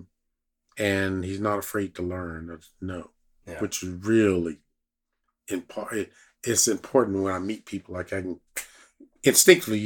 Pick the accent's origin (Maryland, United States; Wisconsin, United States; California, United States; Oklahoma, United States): Oklahoma, United States; Lawton; I was from Lawton, Oklahoma